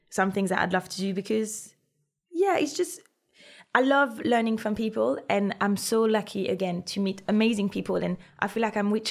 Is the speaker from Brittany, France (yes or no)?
yes; Brittany, France; But I'm from Brittany, where we do amazing sel de Guérande